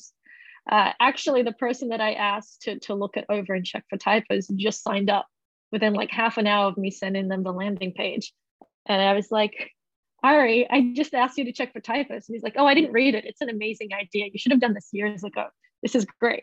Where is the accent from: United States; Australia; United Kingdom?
Australia; moved away; I grew up in Australia, but I haven't really worked there for the last decade